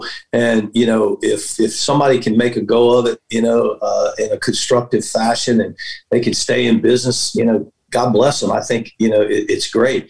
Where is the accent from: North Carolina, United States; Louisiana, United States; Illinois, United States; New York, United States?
North Carolina, United States; moved away as an adult; now in Orlando, United States; I grew up in North Carolina